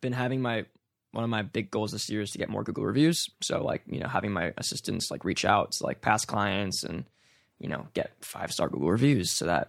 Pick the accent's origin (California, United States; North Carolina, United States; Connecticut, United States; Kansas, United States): California, United States; because I grew up here, born and raised in the East Bay.